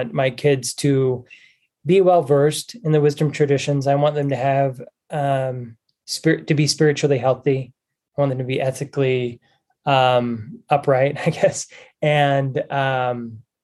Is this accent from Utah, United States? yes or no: yes; Springville, Utah, United States; also born or lived in Spanish Fork, Utah / Ventura, California; I was born in Utah, grew up for a little while in Spanish Fork, and then moved to Springville, Utah, so just south of Provo